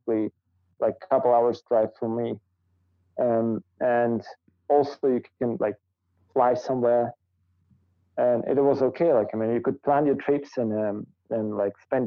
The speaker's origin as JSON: {"language": "English", "region": "Almaty", "country": "Kazakhstan", "tie": "born or raised there", "first_language": "Russian", "second_language": "English", "said": "It's my hometown. Mm-hmm. So originally, like my family also lives here"}